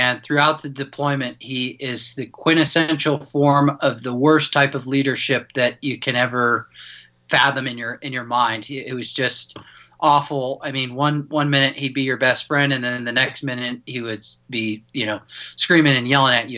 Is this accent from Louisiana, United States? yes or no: no; Denver, Colorado, United States; born and raised in Denver, Colorado